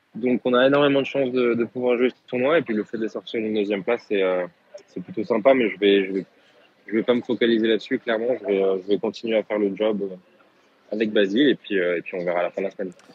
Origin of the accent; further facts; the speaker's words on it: France; en tant que Français